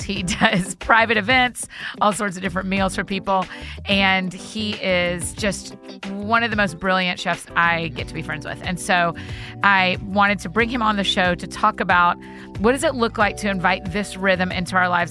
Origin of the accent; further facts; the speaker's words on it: Marietta, Georgia, United States; my hometown, Marietta.